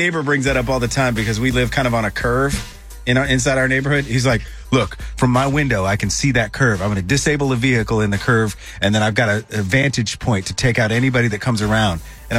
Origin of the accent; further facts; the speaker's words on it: Buford, Georgia, United States; I'm from Buford